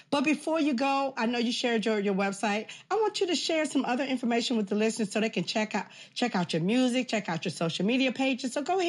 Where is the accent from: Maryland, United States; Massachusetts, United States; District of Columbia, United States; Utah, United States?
District of Columbia, United States; Washington; Boom, my hometown.